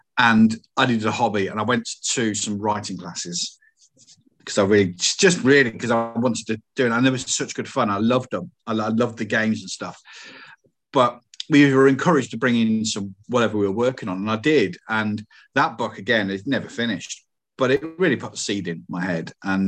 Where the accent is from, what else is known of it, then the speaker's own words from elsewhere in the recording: Coventry, West Midlands, United Kingdom; It's like, come on, guys, I'm from Coventry. You know, it's not, the accent's not that bad.